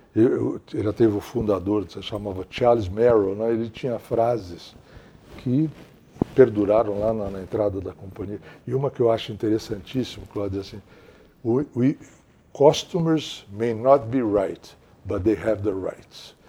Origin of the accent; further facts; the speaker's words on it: Santos, São Paulo, Brazil; moved away as an adult; also born or lived in New York; Eu sou de Santos, ah. e sou de uma Santos, de uma época que era uma cidade encantadora.